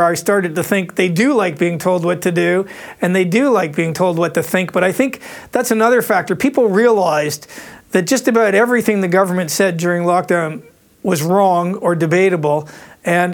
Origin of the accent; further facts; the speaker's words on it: Canada; now in Australia; I'm speaking as a Canadian here